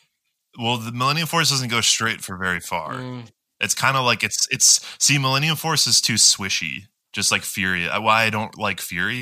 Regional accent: rural Wisconsin, United States; I grew up in rural Wisconsin

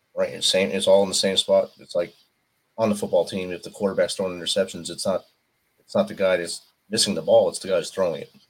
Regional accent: New Jersey, United States; I was a North Jersey guy

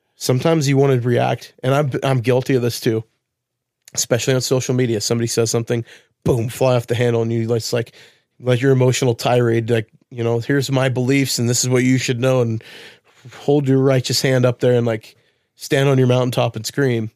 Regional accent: Wilsonville, Oregon, United States; moved away; I lived in Wilsonville as a kid

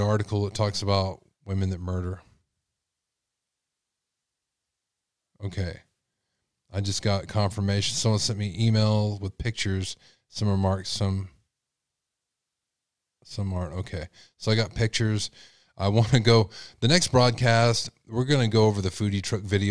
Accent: Texas, United States; I'm from Texas

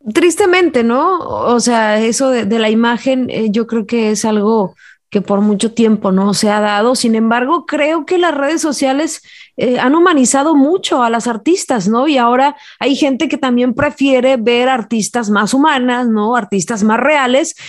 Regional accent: Jalisco, Mexico; moved away; se da una mata artística muy importante por allá en mi tierra

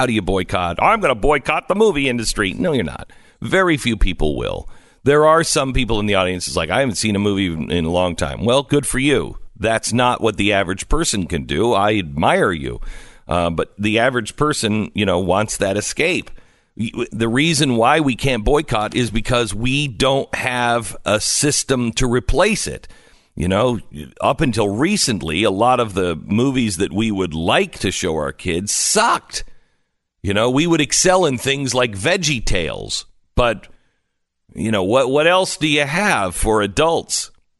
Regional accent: Texas, United States; For instance, I'm from Texas.

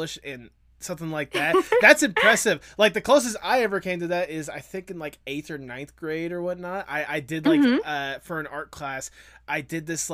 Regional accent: Georgia, United States; I'm from Georgia

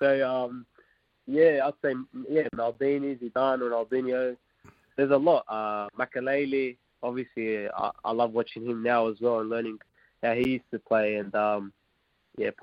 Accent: Australia; first language Arabic; now in Wellington, New Zealand; I'm Aussie and Iraqi.

